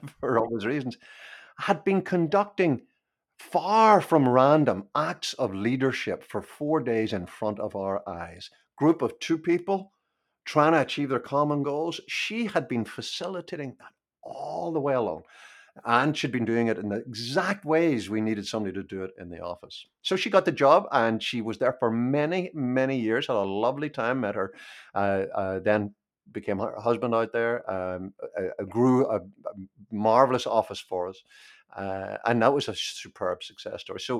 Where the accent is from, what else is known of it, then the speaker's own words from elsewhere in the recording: Belfast, Northern Ireland, United Kingdom; I was born in Belfast and I grew up during the 30 year civil war that we had there